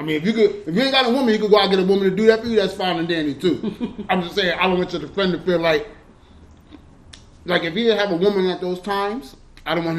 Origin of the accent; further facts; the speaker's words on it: New York, United States; we knew a lot of Haitians growing up in New York